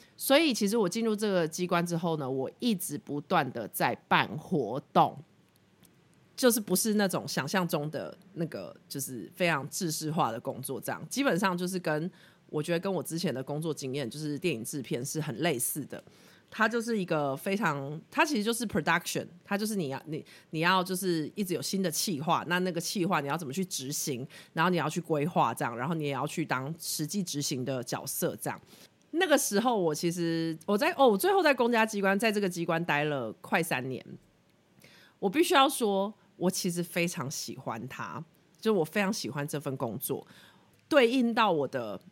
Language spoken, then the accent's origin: Chinese; Pingtung County, Taiwan; also born or lived in Australia; 我在二零一八年底回来，年底回来，然后我是屏东人，所以那个时候一回到台湾就先回屏东住